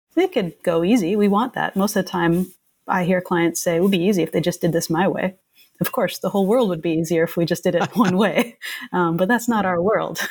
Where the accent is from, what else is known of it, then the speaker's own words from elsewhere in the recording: Canada; now in United States; I'm Canadian